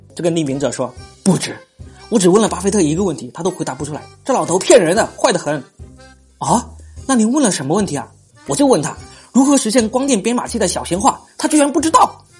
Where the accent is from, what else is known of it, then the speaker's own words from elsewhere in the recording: southern China, China; accent: southern; 我这个南方口音的人